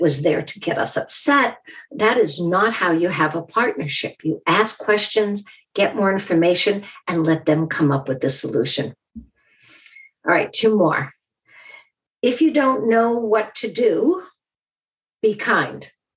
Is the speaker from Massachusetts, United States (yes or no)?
yes; Boston, Massachusetts, United States; I'm from Boston. We literally call ourselves massholes.